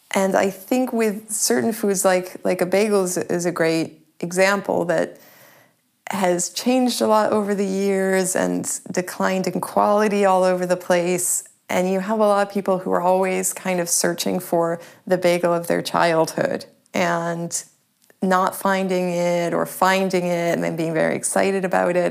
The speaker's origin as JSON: {"language": "English", "town": "Sharon", "region": "Massachusetts", "country": "United States", "tie": "born or raised there", "also_born_or_lived": "Boston / Prague / Paris", "moved": "as an adult", "lives_now": "Berlin, Germany", "said": "I was born in Boston. I grew up in a town outside of Boston. It's called Sharon"}